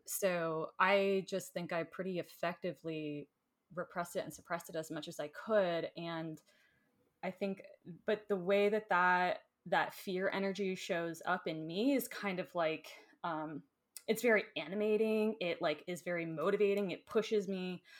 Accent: Florida, United States; moved away; I grew up in Florida

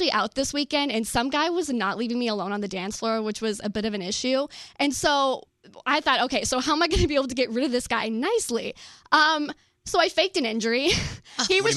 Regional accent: Jacksonville, Florida, United States; moved away as an adult; now in New York, United States; I'm from Florida. I'm from Jacksonville, Florida

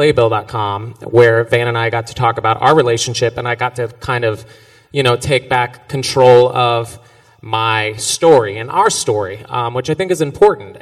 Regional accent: Georgia, United States; now in New York, United States; I come from Georgia

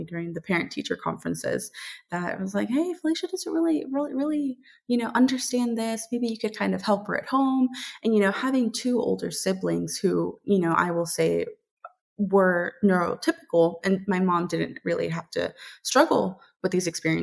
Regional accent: Dallas, Texas, United States; now in Savannah, United States; I was born and raised in Dallas, Texas

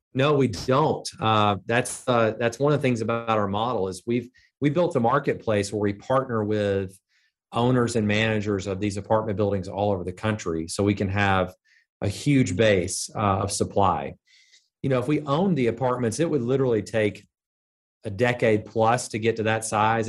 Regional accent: Birmingham, Alabama, United States; I was from Birmingham.

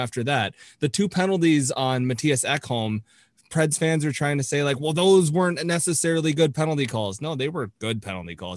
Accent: Toronto, Ontario, Canada; I am from Toronto

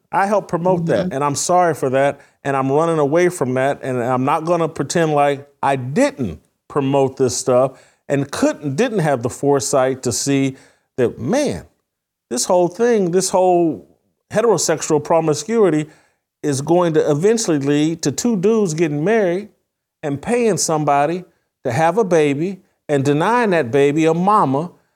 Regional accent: Indiana, United States; I'm from Indiana

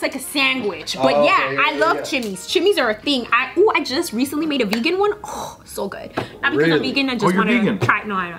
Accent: United States; growing up in America

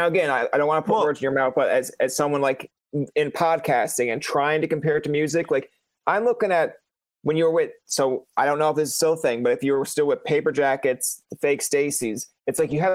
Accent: Newfoundland and Labrador, Canada; I'm from Newfoundland, Canada

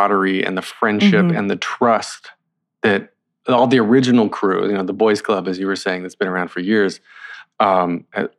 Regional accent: North Carolina, United States; I'm from North Carolina

